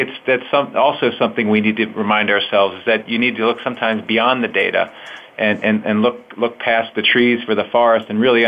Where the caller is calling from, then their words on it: Philadelphia, Pennsylvania, United States; I'm calling from Philadelphia, Pennsylvania.